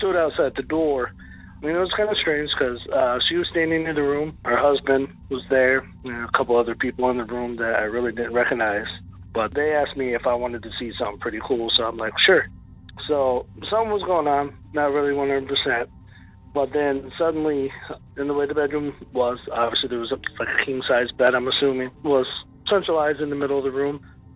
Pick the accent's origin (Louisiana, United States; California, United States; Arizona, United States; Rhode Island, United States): Arizona, United States; Tucson; now in Cross Plains, United States; I was born and raised in Tucson, Arizona